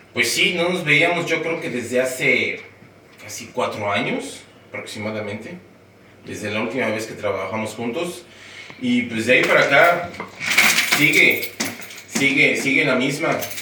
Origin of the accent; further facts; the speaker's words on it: Mexico City, Mexico; moved away as an adult; now in United States; soy de la Ciudad de México y yo llegué aquí ah, en agosto del año 2000